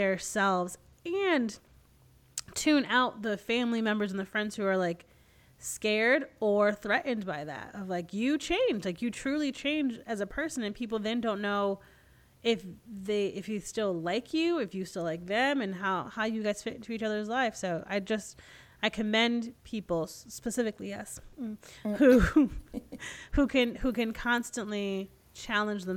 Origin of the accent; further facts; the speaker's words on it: Connecticut, United States; moved away as an adult; I'm never going back to Connecticut. Like, what? There's nothing here, whatever. And now I'm like, I appreciate where I grew up so much.